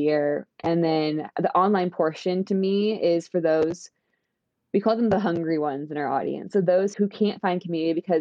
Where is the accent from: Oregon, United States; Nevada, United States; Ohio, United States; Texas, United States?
Oregon, United States; also born or lived in California; now in Seattle, United States; I went to school in California, and then I'm from Oregon and I live in Seattle